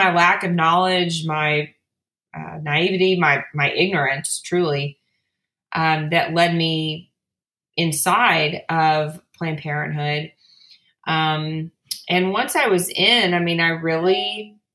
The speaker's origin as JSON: {"language": "English", "region": "South Louisiana", "country": "United States", "tie": "born or raised there", "said": "I grew up in South Louisiana"}